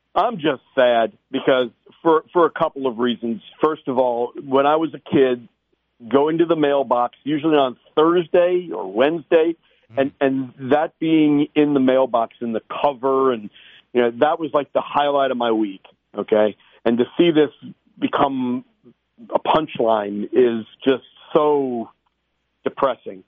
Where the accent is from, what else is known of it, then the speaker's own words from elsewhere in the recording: Atlanta, Georgia, United States; I grew up in Atlanta